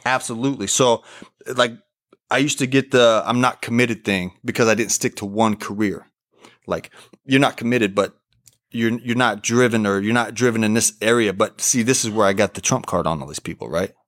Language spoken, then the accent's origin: English; Oklahoma, United States; moved away as an adult; also born or lived in Portugal / Arizona; I'm from Oklahoma